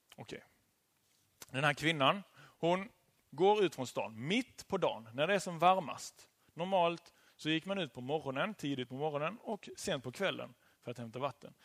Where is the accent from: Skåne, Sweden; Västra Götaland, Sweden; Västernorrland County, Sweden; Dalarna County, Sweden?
Skåne, Sweden; Kristianstad; now in Kungälv, Sweden; jag ehm, kom från Kristianstad och bor nu i Kungälv.